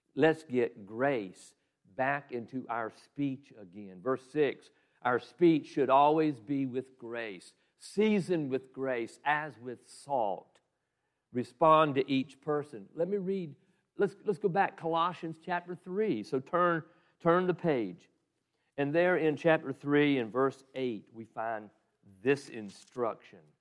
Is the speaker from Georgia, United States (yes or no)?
yes; Southeast Georgia, United States; moved away as an adult; I was raised in Southeast Georgia